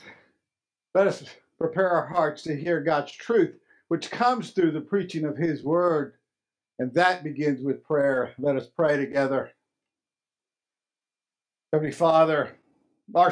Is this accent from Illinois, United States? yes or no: no; Lubbock, Texas, United States; my hometown, Lubbock, Texas.